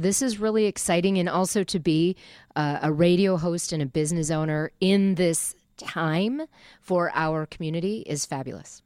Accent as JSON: {"language": "English", "area": "Minneapolis–Saint Paul area", "region": "Minnesota", "country": "United States", "tie": "born or raised there", "said": "my hometown, my home area"}